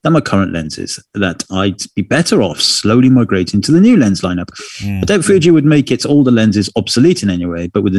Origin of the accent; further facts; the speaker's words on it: United Kingdom; being British